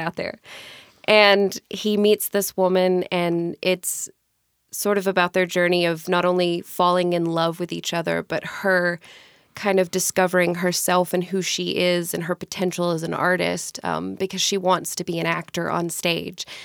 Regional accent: Mississippi, United States; moved away as an adult; now in Tacoma, United States; I grew up in Mississippi, born and raised.

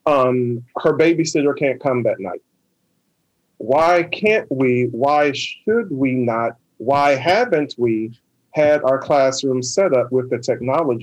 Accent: Oberlin, Ohio, United States; also born or lived in Atlanta, Georgia; now in Tacoma, United States; I am originally from Oberlin, Ohio, have been and worked in many cities and states

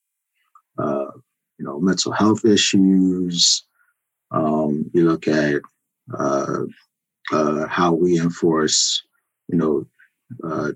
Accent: Philadelphia, Pennsylvania, United States; moved away as an adult; I grew up in Philadelphia, spent the first 25 years of my life in Philadelphia

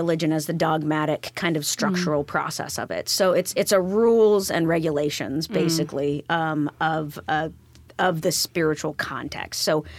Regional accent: Molalla, Oregon, United States; now in Tacoma, United States; So I'm originally from a really small town outside of Portland called Molalla.

